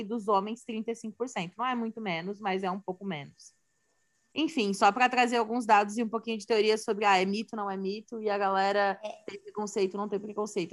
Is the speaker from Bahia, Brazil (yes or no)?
no; Santa Catarina, Brazil; sou de Santa Catarina